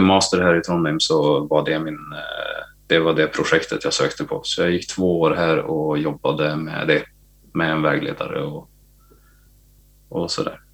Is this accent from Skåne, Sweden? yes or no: no; Gävle, Gävleborg County, Sweden; moved away; also born or lived in Sandviken; hemma i Gävle